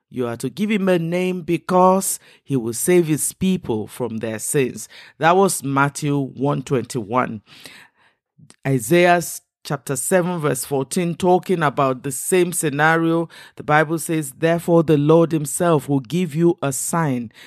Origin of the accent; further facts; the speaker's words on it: Western Nigeria, Nigeria; first language Igbo (Ukwuani/Kwale); English is a second language; I am Nigerian and I come from the southern Nigerian. I grew up in the West, so I speak, um, the Yoruba language as well as my own native language, which is, uh, uh, Igbo, Kwale kind of language